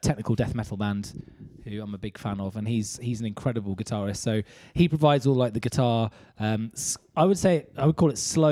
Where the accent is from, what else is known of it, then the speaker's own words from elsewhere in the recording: Northampton, East Midlands, United Kingdom; moved away; I'm originally from Northampton-ish area, Northamptonshire.